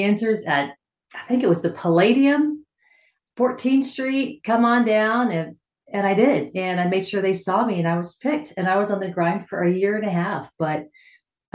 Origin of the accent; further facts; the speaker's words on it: Austin, Texas, United States; Austin, Texas. My hometown